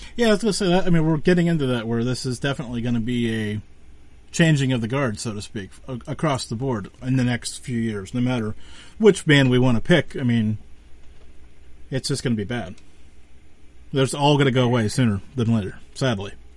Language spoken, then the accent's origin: English; Western Pennsylvania, United States; because I'm from Western Pennsylvania